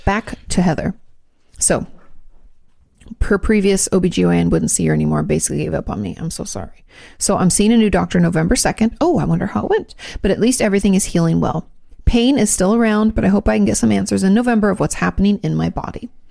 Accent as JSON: {"language": "English", "area": "Joint Base Lewis-McChord", "region": "Washington", "country": "United States", "tie": "born or raised there", "moved": "yes", "said": "I grew up outside of the Lewis McCord base."}